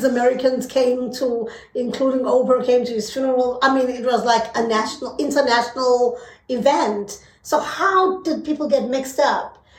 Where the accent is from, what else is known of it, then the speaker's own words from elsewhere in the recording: South Africa; Being a South African